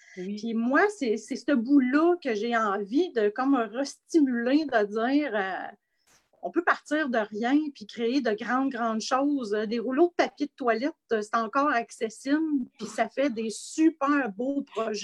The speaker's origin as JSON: {"language": "French", "town": "Asbestos", "region": "Quebec", "country": "Canada", "said": "mon coin de pays à Asbestos, en Estrie"}